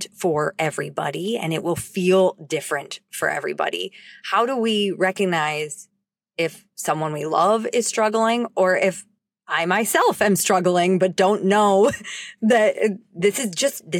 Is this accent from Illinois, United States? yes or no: yes; Highland Park, Illinois, United States; my hometown of Highland Park